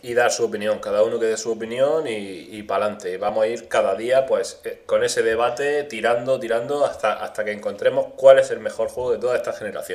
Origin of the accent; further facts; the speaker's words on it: Andalusia, Spain; paisanos de mi tierra, de Andalucía